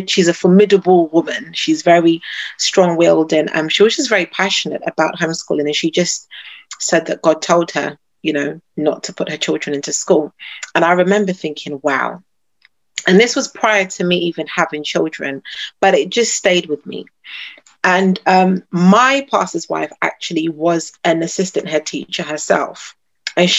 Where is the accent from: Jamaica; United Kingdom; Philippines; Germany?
United Kingdom; I am a British-born Ghanaian